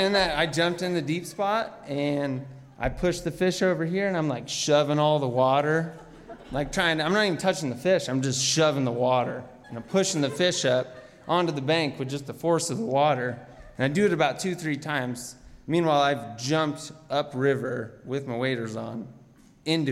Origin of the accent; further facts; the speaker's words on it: Anchorage, Alaska, United States; I'm from Anchorage, Alaska. I'm here visiting my mom